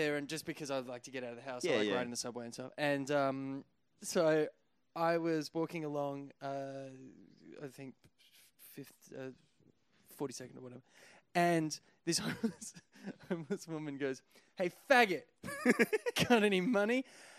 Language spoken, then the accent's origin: English; Australia; I'm from Australia.